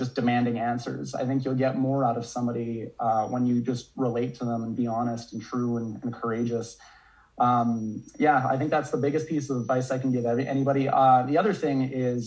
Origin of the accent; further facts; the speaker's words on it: Calgary, Alberta, Canada; also born or lived in Prince George, British Columbia / Saskatchewan; here in my city, my hometown of Calgary, Alberta